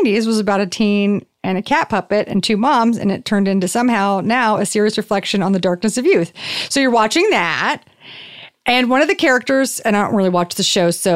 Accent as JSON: {"language": "English", "area": "the South", "region": "Texas", "country": "United States", "tie": "born or raised there", "moved": "yes", "lives_now": "Los Angeles, United States", "said": "I was raised in the South"}